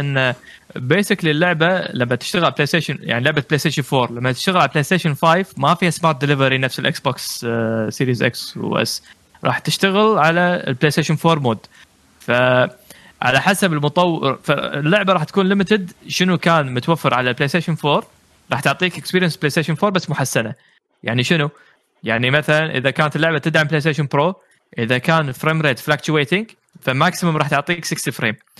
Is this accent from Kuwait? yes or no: yes; Kuwait; عندنا بالكويت